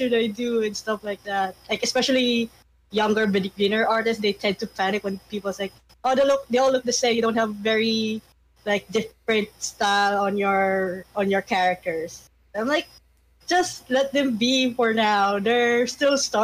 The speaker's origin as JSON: {"language": "English", "country": "Philippines", "second_language": "English", "said": "I'm Filipino"}